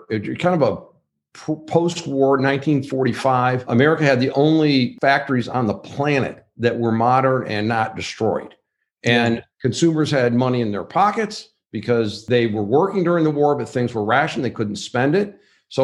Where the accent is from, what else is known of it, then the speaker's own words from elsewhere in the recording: Wayne, Michigan, United States; I grew up in a town called Wayne, Michigan, which is in Wayne County, straight down Michigan Avenue from the city of Detroit, 15 miles from the old Tiger Stadium.